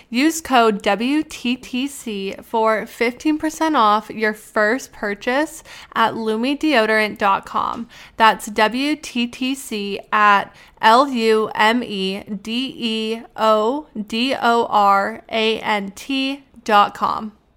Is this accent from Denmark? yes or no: no; Canada; moved away; because I'm Canadian.